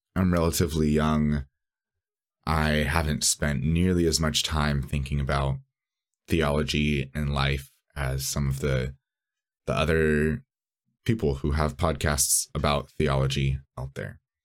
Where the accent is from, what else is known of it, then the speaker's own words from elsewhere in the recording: San Bernardino, California, United States; moved away as an adult; also born or lived in Los Angeles; now in Chicago, United States; technically I grew up in San Bernardino